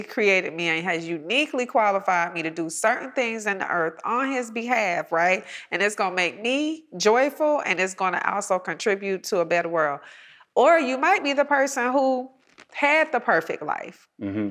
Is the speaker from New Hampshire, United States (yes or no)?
no; College Park, Georgia, United States; I'm a girl from College Park Projects right mm-hmm. here, you know, in south of Atlanta